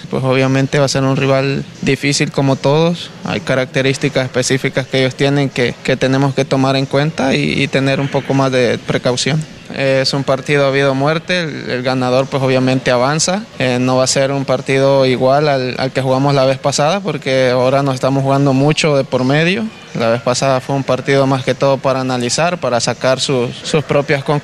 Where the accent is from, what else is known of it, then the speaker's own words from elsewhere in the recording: El Salvador; el orgullo que uno siente como salvadoreño.